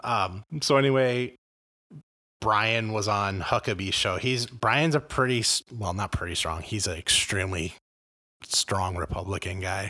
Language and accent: English; Los Angeles, California, United States; now in Illinois, United States; I grew up in Los Angeles in the eighties and nineties.